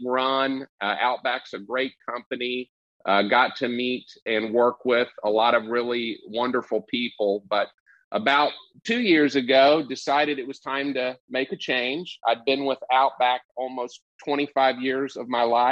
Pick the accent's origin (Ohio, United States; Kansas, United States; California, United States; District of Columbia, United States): Kansas, United States; Wichita; moved away as an adult; now in Dallas, United States; Started as a busser at Chili's in Wichita, Kansas, which is my hometown.